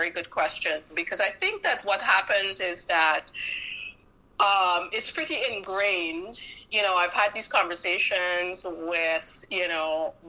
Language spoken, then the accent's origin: English; Georgetown, Demerara-Mahaica, Guyana; also born or lived in Pomeroon; I was born in the Pomeroon at Charity Hospital. And when I was about 5 or 6 months old, my parents moved to Georgetown.